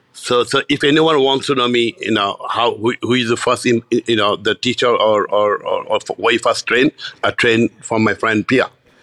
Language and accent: English; Bangladesh; I grew up in Bangladesh.